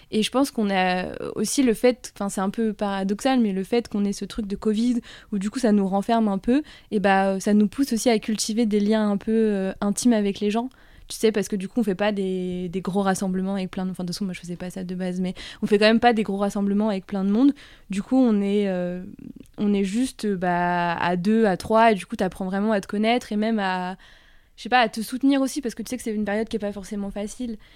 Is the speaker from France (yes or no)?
yes; Toulouse, Occitania, France